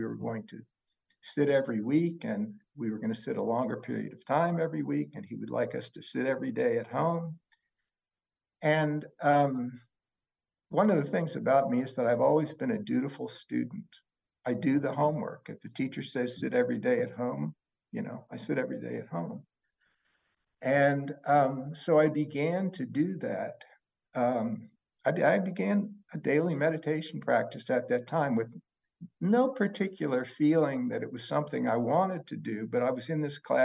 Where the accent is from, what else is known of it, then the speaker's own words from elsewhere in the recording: Pittsburgh, Pennsylvania, United States; I grew up in Pittsburgh, which is a very Catholic town